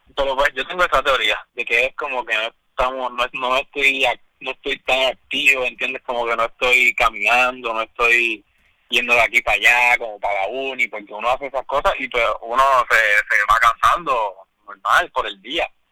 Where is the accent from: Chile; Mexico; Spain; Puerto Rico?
Puerto Rico; nosotros como puertorriqueños